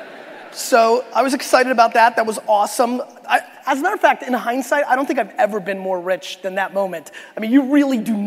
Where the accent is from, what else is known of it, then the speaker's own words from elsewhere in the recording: New York City, New York, United States; also born or lived in Belarus; I was born in Belarus in the former Soviet Union. My family immigrated to the United States in 1978 when I was 3 years old. We lived a very, very, very ghetto immigrant lifestyle. I lived in a studio apartment in Queens, New York